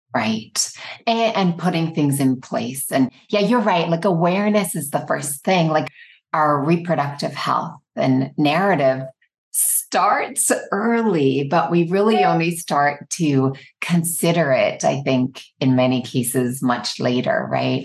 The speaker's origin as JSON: {"language": "English", "country": "Ireland", "tie": "born or raised there", "moved": "as an adult", "lives_now": "United States", "said": "I grew up in Ireland."}